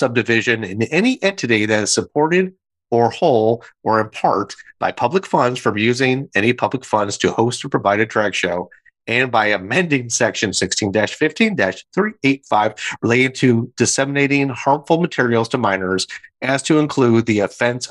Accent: Michigan, United States; now in South Carolina, United States; my home state of Michigan

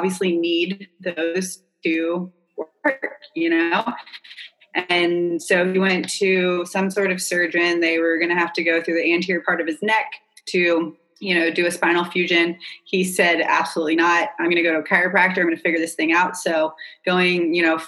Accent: North Carolina, United States; moved away as an adult; also born or lived in California / Wrightsville Beach, North Carolina; now in Charleston, United States; I grew up in North Carolina

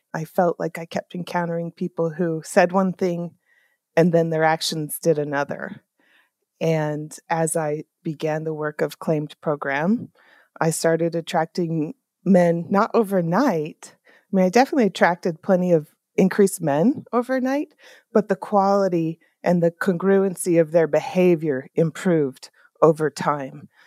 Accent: Salt Lake City, Utah, United States; I am from Salt Lake City, Utah

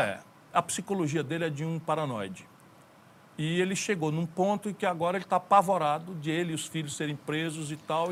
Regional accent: interior of Ceará, Brazil; fui educado a maioria esmagadora da minha educação na escola pública. E vim do interior do Ceará

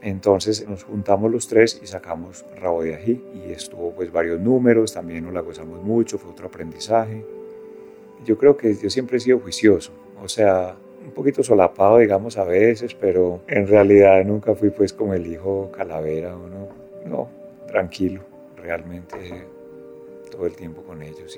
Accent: Medellín, Antioquia, Colombia; vinimos a vivir al poblado y ahí fue toda mi adolescencia

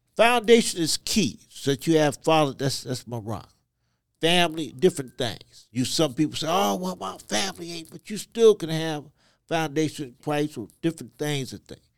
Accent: Côte d’Ivoire; born in Ivory Coast, West Africa, to parents who were missionaries

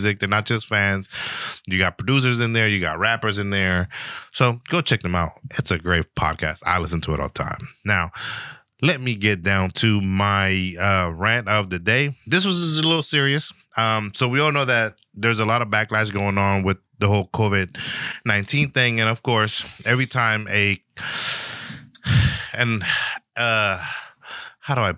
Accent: San Francisco, California, United States; me growing up in San Francisco

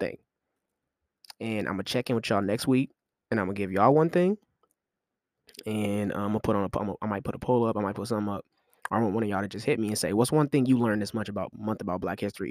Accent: Kansas City, United States; I'm from Super Bowl City, you feel me, K C.

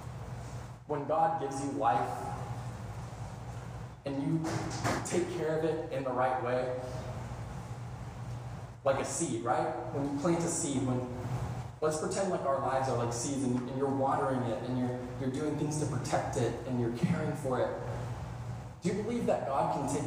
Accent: Kansas City, United States; moved away; Kansas City, my hometown

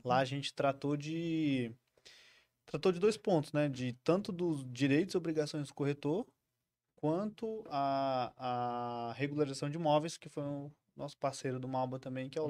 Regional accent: Porto Velho, Rondônia, Brazil; nascido em Porto Velho, ah. criado em Porto Velho, saí poucas vezes daqui

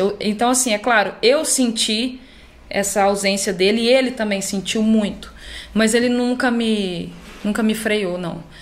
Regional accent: Uberlândia, Minas Gerais, Brazil; moved away as an adult; now in São Paulo, Brazil; Eu sou de Uberlândia, né? Minas.

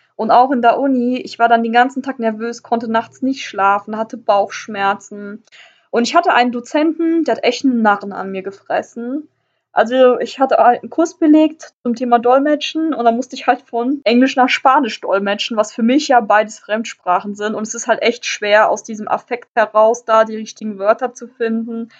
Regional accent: Northern Germany, Germany; ich komme halt aus Deutschland, ich komme aus Norddeutschland

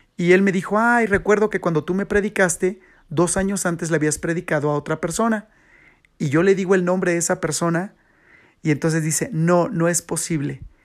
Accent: Toluca, State of Mexico, Mexico; le digo, de México

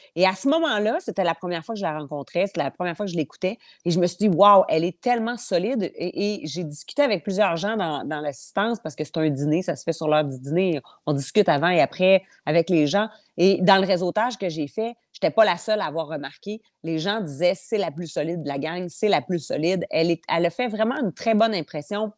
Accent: eastern Portneuf, Quebec, Canada; Moi, je viens de l'ouest, euh, mm. je viens de l'est de Portneuf.

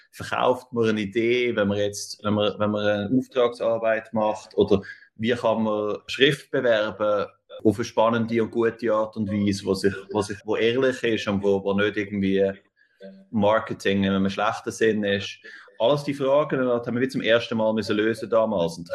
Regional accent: Zurich, Switzerland; now in New York, United States; Und also ich komme ursprünglich aus Zürich, beziehungsweise aus der Aglo, aber, aber nachher äh, in Zürich gelebt, irgendwie ab, ab 12, oder 13.

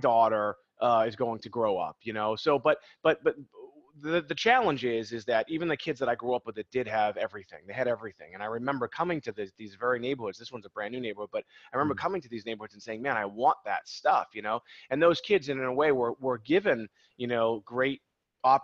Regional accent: Boston, Massachusetts, United States; also born or lived in Beverly, Massachusetts; we're from Boston, and I remember cold New England mornings

